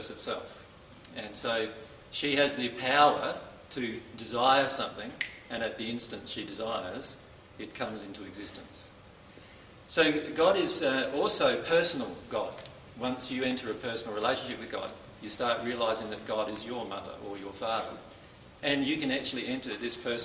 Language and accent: English; Loxton, South Australia, Australia; moved away as an adult; now in Queensland, Australia; I was born in Loxton in South Australia